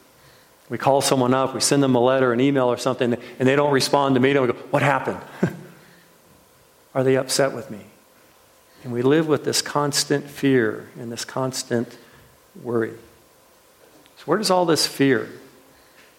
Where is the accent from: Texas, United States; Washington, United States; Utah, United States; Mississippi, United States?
Washington, United States; I can remember it as a little kid in Washington State where they grow all these apples